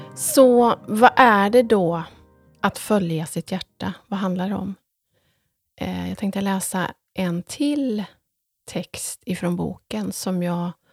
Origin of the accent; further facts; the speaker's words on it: Ulricehamn, Västra Götaland, Sweden; när jag var liten så växte jag upp med farmor Emmy och mostrarna